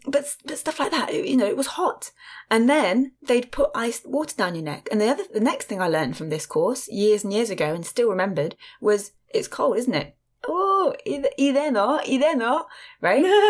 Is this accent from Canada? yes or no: no; England, United Kingdom; I'm from England